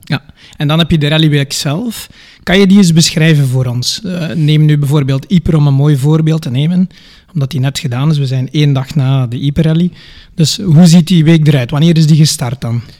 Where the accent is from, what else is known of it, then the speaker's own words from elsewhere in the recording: Staden, Flanders, Belgium; accent: West Flemish; Ik ben afkomstig van Staden, West-Rozebeke en Ledegem